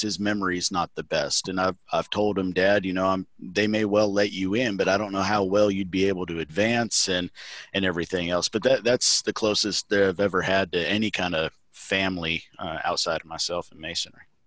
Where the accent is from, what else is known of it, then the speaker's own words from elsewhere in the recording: Mississippi, United States; I'm from Mississippi.